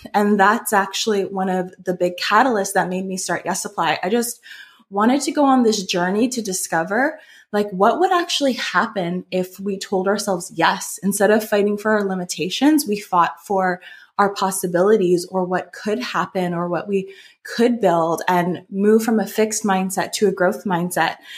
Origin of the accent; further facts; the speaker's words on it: just outside of Toronto, Ontario, Canada; I grew up in Canada, just outside of Toronto.